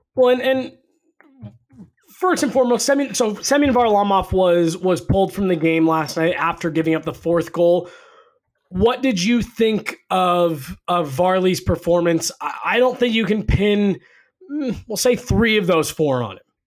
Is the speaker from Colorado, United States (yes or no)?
yes; Denver, Colorado, United States; I grew up in Denver. Uh, my family moved here in 1994